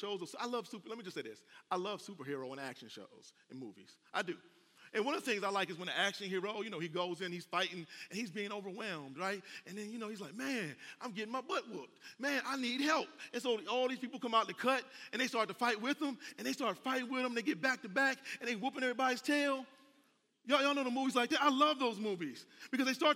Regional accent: Cleveland, Ohio, United States; now in Atlanta, United States; I'm from Cleveland, Ohio. That ain't the Bible Belt

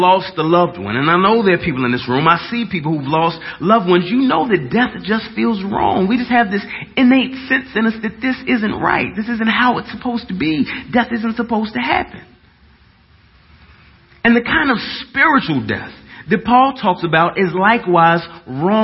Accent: Dallas, Texas, United States; I'm from Dallas. And I just talk kind of weird

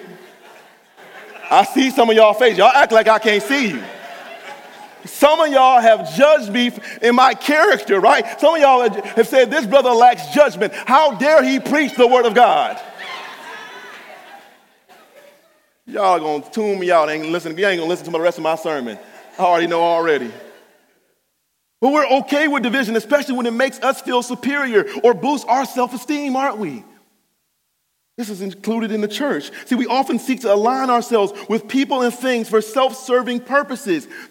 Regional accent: Cleveland Heights, Ohio, United States; I'm from Cleveland Heights

